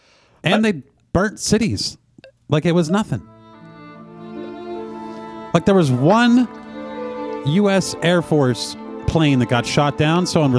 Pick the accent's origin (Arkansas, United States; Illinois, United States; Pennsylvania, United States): Pennsylvania, United States; I said, America. He goes, where in America? I said, Pennsylvania.